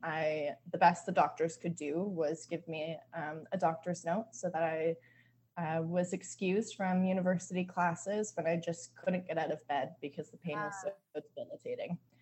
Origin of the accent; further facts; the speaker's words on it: southwestern Ontario, Canada; moved away as an adult; also born or lived in Vancouver, British Columbia; I grew up in Canada, specifically in a rural town in southwestern Ontario